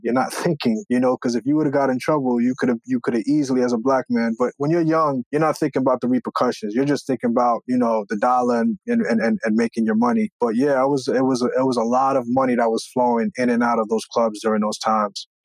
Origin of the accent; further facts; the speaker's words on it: Long Island, New York, United States; also born or lived in Brooklyn, New York; we were able to move further out east, out into uh, Long Island